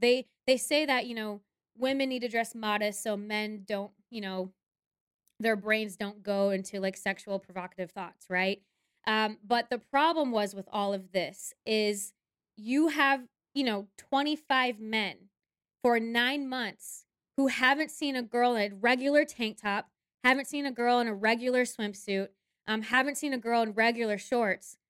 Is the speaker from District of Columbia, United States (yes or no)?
no; Minnesota, United States; moved away; also born or lived in Mankato, Minnesota; I'm originally from Minnesota, my parents are actually split, so one of my parents lived in the cities, which is the Twin Cities, Minneapolis, Saint Paul, and the other one lived in Mankato, Minnesota